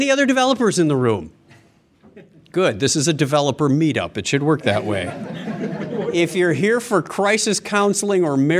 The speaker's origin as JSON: {"language": "English", "country": "United States", "said": "And I am just a dumb American."}